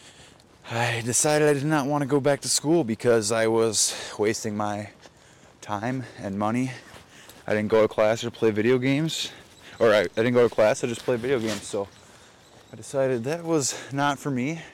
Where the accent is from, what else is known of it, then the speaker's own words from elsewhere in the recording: Racine, Wisconsin, United States; I grew up in Wisconsin, southeastern Wisconsin. Racine